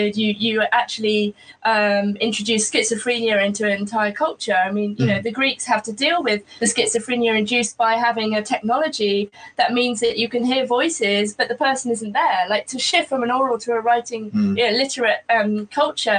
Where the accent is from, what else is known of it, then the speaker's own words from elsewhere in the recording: Wiltshire, South West England, United Kingdom; I grew up in Wiltshire